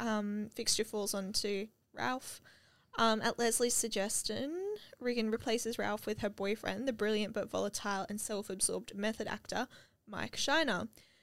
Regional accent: Australia; I'm Australian and that's we pronounce things right.

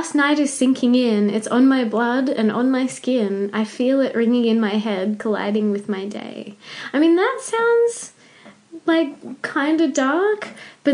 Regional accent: Canberra, Australian Capital Territory, Australia; moved away; I grew up in Canberra

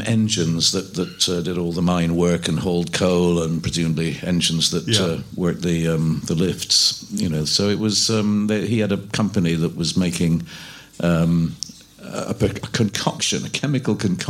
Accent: Edinburgh, Scotland, United Kingdom; moved away; Presbyterian church music and folk music that I grew up with in Scotland.

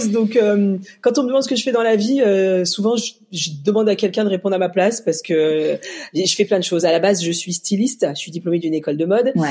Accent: Mali; parce que moi je viens donc d'Afrique du Mali et qu'il y a beaucoup d'enfants malheureux

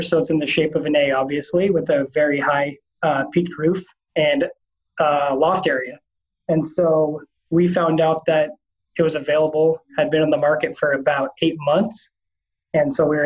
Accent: Washington, United States; also born or lived in St. Louis; now in Arkansas, United States; both my wife and I are from the West Coast, so we're from Washington State originally

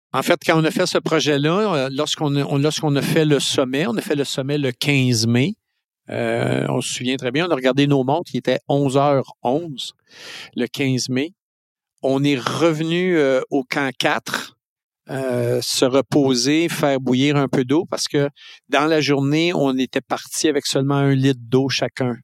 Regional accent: Lac-Mégantic, Quebec, Canada; je suis né à Mégantic

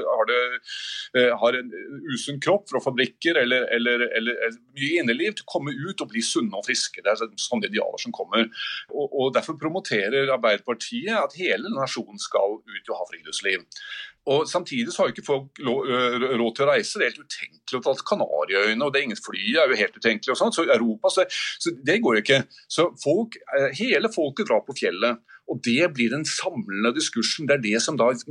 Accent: Oslo, Norway; jeg er fra Oslo

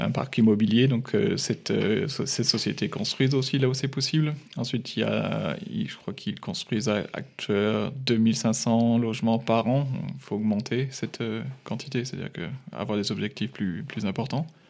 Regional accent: France; now in Munich, Germany; en tant que Français

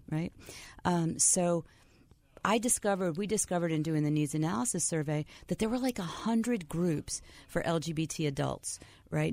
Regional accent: Waterbury, Connecticut, United States; I was born in Waterbury

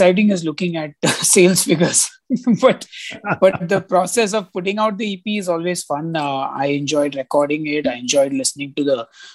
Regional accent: India; as an Indian citizen

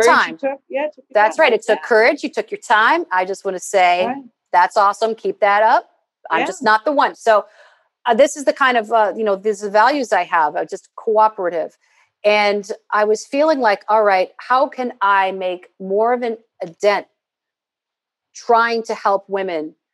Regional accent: Midwest, United States; I'm from the Midwest

